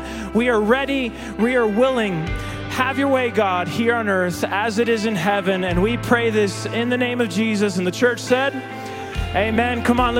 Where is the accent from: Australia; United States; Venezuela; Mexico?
Mexico; I grew up in Mexico. I'm a missionary kid.